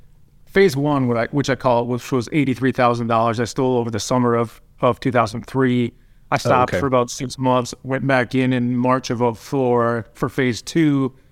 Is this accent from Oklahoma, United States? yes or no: no; Minnesota, United States; So I grew up in a small town, like 3,000 people, South Central Minnesota.